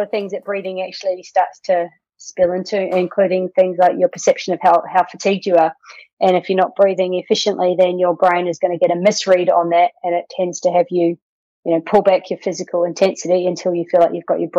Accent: New Zealand; moved away as an adult; now in Australia; I'm a Kiwi, so from New Zealand originally, live in Australia.

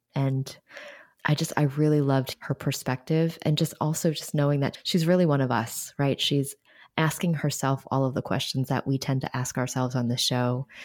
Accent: New York City, New York, United States; born or raised there

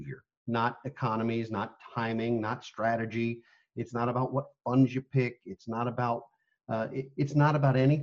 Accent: United States; as American people

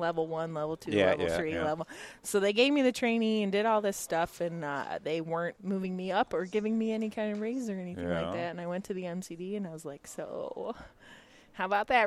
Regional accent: Canandaigua, New York, United States; I'm back in my local, like my hometown. So our practice is in Canandaigua, New York

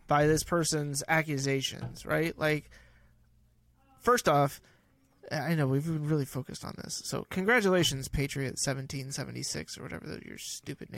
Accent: California, United States; I grew up in California

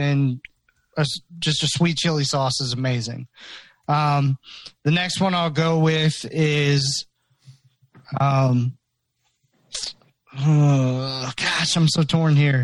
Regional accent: the Carolinas, United States; I'm from the Carolina area

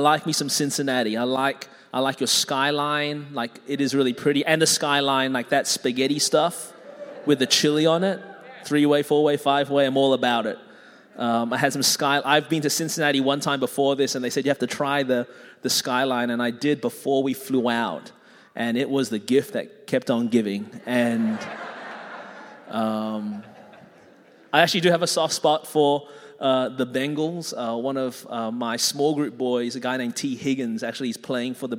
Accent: Melbourne, Victoria, Australia; now in Anderson, United States; I was born in Melbourne, Australia. That's the reason my voice is this way

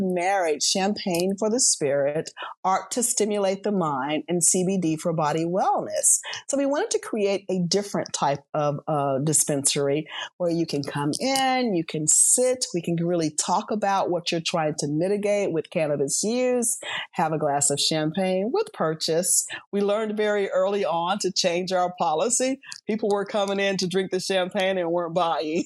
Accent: Biloxi, Mississippi, United States; moved away as an adult; also born or lived in San Diego / Atlanta; I'm from Biloxi

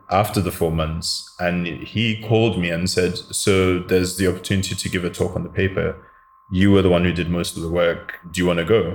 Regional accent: Cape Coast, Central Region, Ghana; also born or lived in London, United Kingdom / Koforidua, Ghana; I'm also from Cape Coast because when I first moved to Ghana in 1987, that's where I lived with my grandmother

